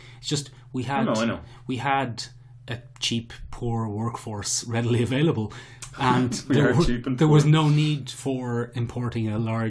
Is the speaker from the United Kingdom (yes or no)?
no; Ireland